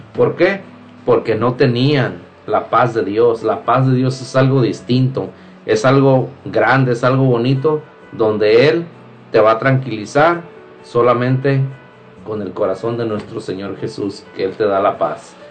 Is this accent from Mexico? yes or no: yes; Mexico; de los que estamos aquí, eh, somos mexicanos